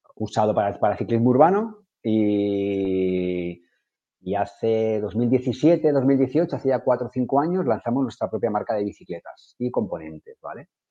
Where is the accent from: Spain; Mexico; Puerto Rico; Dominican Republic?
Spain; Madrid, Community of Madrid; also born or lived in Ibiza; now in Barcelona, Spain; Vivo en Barcelona, que soy de Madrid, llevo aquí 16, 17 años